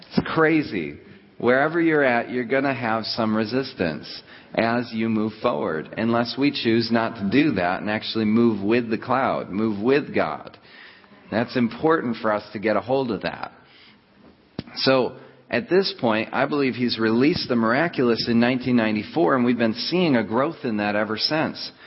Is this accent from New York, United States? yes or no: yes; Rochester, New York, United States; I'm from Rochester, New York